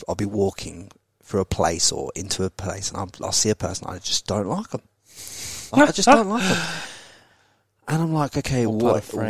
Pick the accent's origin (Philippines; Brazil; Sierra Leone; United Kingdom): United Kingdom; England; now in Australia; when I was brought up in England